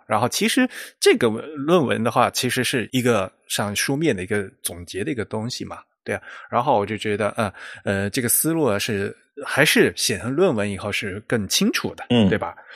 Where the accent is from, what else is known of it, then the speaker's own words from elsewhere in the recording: China; also born or lived in United States; 我们中国人